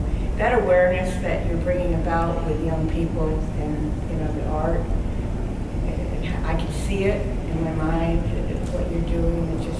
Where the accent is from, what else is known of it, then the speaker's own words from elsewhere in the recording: New York, United States; now in Virginia, United States; because I'm from New York originally.